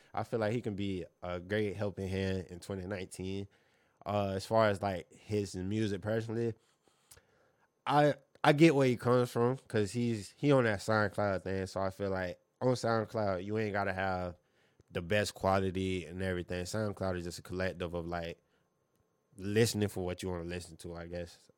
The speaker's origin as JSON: {"language": "English", "town": "Fort Myers", "region": "Florida", "country": "United States", "tie": "born or raised there", "said": "growing up in Fort Myers"}